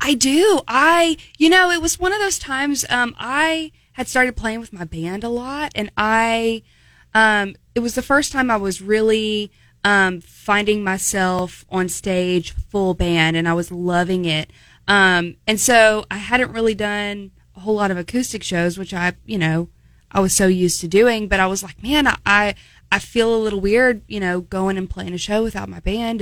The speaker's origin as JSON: {"language": "English", "town": "Opelousas", "region": "Louisiana", "country": "United States", "said": "I'm from Opelousas"}